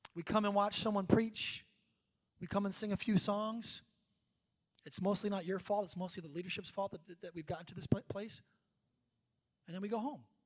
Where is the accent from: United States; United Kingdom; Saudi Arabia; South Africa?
United States; moved away; we're from New York, New Jersey